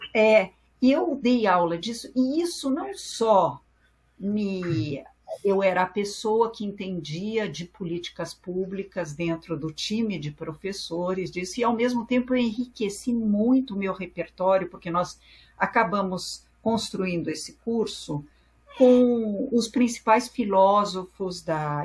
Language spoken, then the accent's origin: Portuguese; São Paulo, Brazil; first language French; Portuguese is a second language; sou primeira geração nascida no Brasil